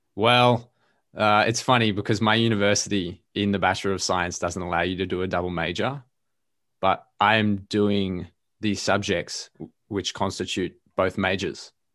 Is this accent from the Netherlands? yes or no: no; Melbourne, Victoria, Australia; first language English; I'm an Australian dude. I live in Melbourne, Australia, and I have for my whole life.